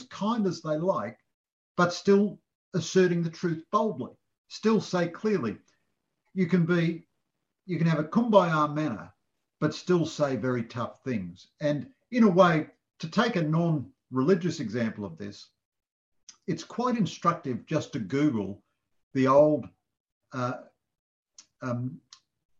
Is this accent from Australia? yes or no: yes; Sydney, New South Wales, Australia; I grew up in Sydney